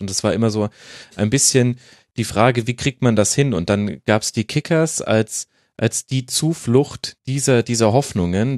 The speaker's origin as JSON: {"language": "German", "town": "Würzburg", "region": "Bavaria", "country": "Germany", "moved": "yes", "said": "Es ist meine alte Heimat im weitesten Sinne"}